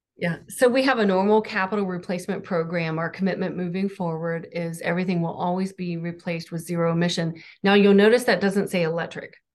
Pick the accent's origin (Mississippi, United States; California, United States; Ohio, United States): Ohio, United States; Southern; I'm from Southern Ohio